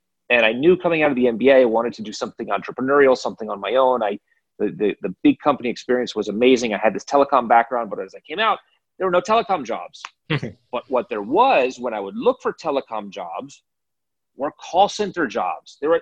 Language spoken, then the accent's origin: English; Chevy Chase, Maryland, United States; I'm from the Washington, D.C. area, suburban Washington, D.C., Chevy Chase, Maryland.